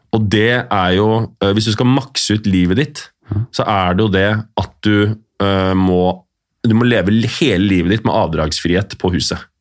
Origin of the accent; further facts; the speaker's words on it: Oslo, Norway; Jeg gikk på Nordseter